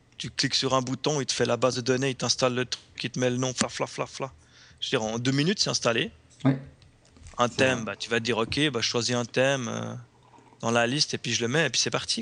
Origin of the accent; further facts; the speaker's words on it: Switzerland; en tant que Suisse